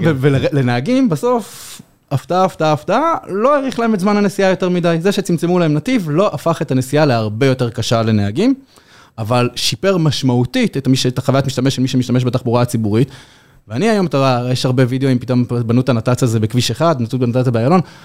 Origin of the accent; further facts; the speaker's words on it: Yehud, Central District, Israel; אני באתי מיהוד, גדלתי ביהוד, שזה עיר פיצית, פחות מעשרה קילומטר מתל אביב